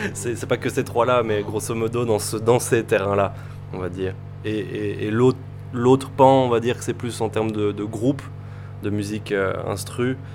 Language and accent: French; France; Euh, moi, …. je suis